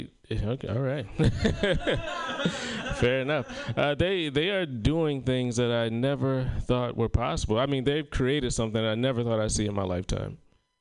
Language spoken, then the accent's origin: English; South Carolina, United States; I told you that I'm from South Carolina, and I don't get to make it home very often.